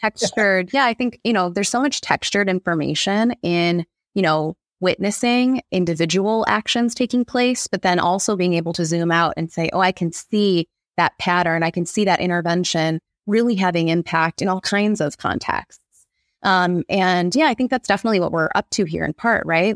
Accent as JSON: {"language": "English", "area": "Monroe County", "region": "Michigan", "country": "United States", "tie": "born or raised there", "also_born_or_lived": "Brooklyn, New York", "moved": "as an adult", "lives_now": "Detroit, United States", "said": "I grew up in Monroe County"}